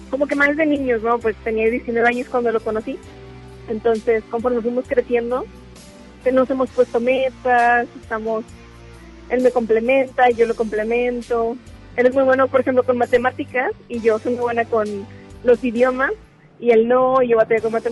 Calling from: Guadalupe, Nuevo León, Mexico; Eh, de Guadalupe, de aquí, de Nuevo León.

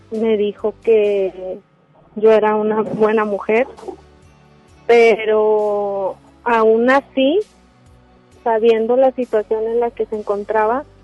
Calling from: Monterrey, Nuevo León, Mexico; De Monterrey.

